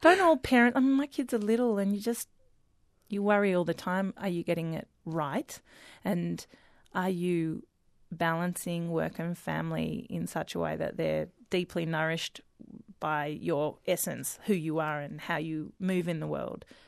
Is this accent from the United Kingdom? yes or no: no; Melbourne, Victoria, Australia; grew up, born and bred in Melbourne